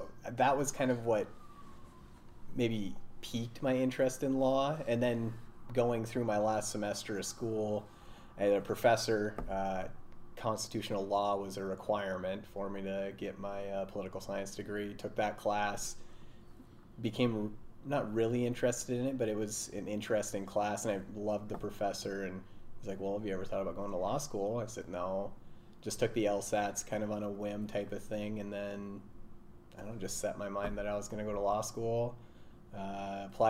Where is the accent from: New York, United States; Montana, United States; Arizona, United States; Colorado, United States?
Montana, United States; I'm originally from Montana, long line of Montanans. I think I'm fifth generation.